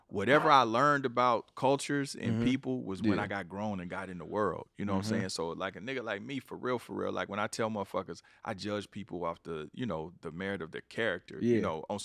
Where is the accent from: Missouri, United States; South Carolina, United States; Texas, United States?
Missouri, United States; Kansas City; I'm from the Midwest. {S3} Yeah. {S4} I'm from Kansas City, Missouri.